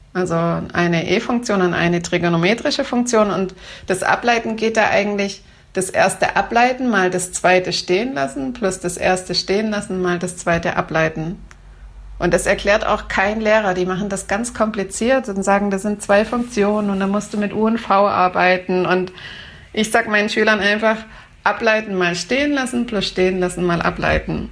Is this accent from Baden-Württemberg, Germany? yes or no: yes; Baden-Württemberg, Germany; bei uns in Baden-Württemberg